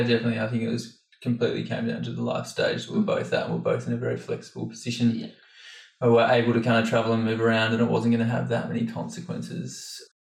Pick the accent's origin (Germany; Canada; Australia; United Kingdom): Australia; moved away; I'm 25 and I'm from Australia originally.